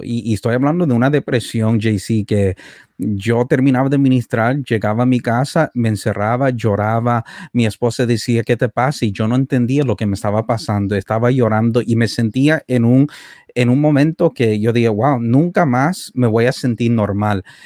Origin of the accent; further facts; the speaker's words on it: Canada; also born or lived in El Salvador; Fui criado aquí en Canadá